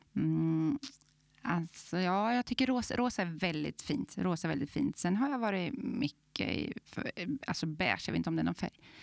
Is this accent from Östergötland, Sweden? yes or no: no; Glanshammar, Örebro County, Sweden; Så där i Glanshammar är jag uppvuxen.